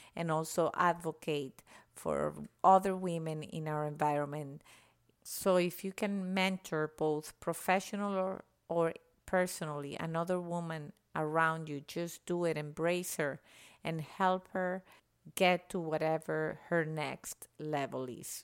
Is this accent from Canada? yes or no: no; Venezuela; moved away as an adult; now in United States; I was born and raised in Venezuela